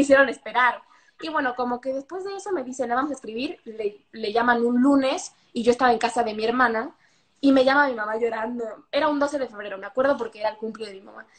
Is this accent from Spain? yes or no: no; Mexico; moved away; soy de México